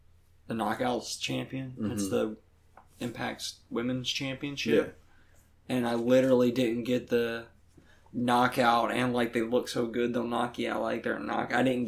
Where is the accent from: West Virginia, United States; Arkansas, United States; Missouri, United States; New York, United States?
West Virginia, United States; I'm from West Virginia.